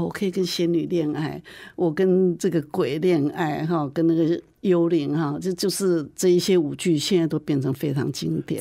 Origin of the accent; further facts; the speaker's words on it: Taichung, Taiwan; moved away as an adult; now in Kaohsiung, Taiwan; 我是台中人，我是一直都住在台中，我是结婚嫁到高雄来的